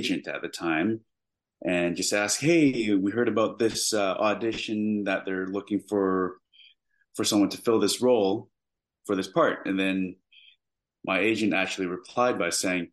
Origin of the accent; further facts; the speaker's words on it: Canada; I am Canadian